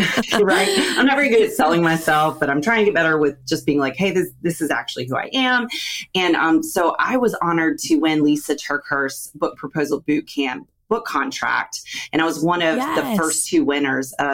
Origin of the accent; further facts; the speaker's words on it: Raleigh, North Carolina, United States; also born or lived in Charlotte, North Carolina; I'm from Raleigh, North Carolina